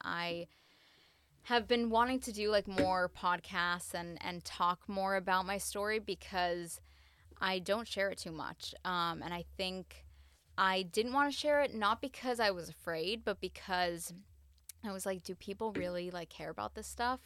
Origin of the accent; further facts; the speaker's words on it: United States; I'm half Latin, I'm American